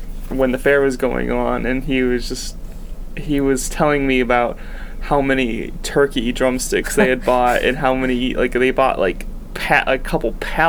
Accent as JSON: {"language": "English", "region": "Michigan", "country": "United States", "tie": "born or raised there", "moved": "yes", "lives_now": "Tulsa, United States", "said": "I grew up in Michigan"}